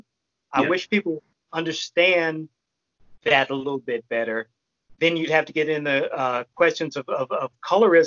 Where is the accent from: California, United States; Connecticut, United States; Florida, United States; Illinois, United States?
Illinois, United States; Chicago; now in Austin, United States; I grew up in Chicago